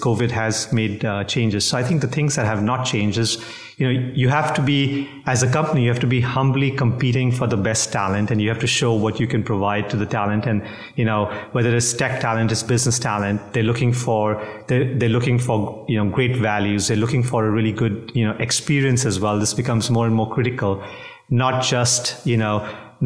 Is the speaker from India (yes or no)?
yes; India; also born or lived in Singapore; now in New Jersey, United States; I'm originally from India. I carry a Singapore passport. New Jersey is our home